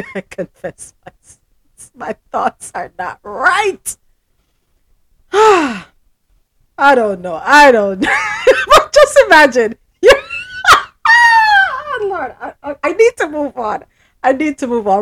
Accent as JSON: {"language": "English", "town": "Morant Bay", "region": "Saint Thomas", "country": "Jamaica", "tie": "born or raised there", "said": "I was born in St. Thomas"}